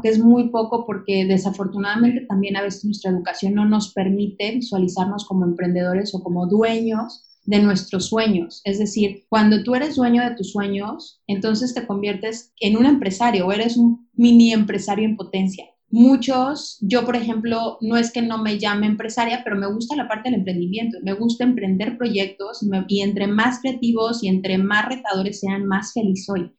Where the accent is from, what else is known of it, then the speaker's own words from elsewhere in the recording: León, Guanajuato, Mexico; moved away as an adult; now in Playa del Carmen, Mexico; cuando yo decido salirme de León, que es mi ciudad natal, voy a cumplir 30 años.